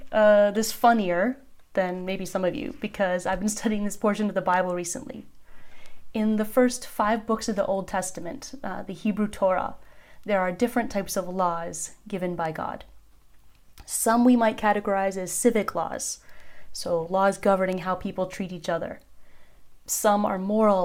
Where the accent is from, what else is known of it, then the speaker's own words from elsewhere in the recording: United States; moved away as an adult; now in Turkey; I was born in America, but Turkey has been the home to my family and me for the last 10 years.